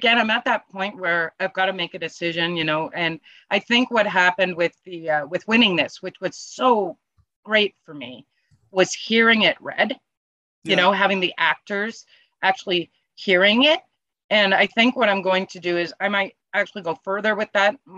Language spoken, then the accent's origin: English; Canada; being Canadian